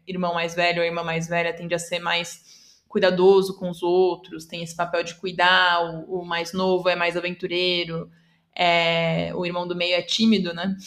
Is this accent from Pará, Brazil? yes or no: no; São Paulo, Brazil; first language Portuguese; eu sou brasileira, paulistana, inclusive, que é algo importante também, que eu sou falante nativa de português